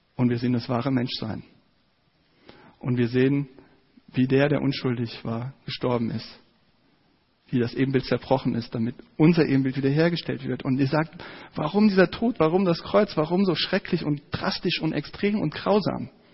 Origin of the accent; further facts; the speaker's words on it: Giessen, Hesse, Germany; in meiner Heimatstadt in Gießen.